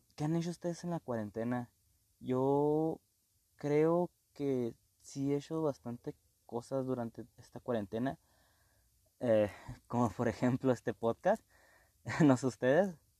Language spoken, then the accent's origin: Spanish; Mexico; nosotros como mexicanos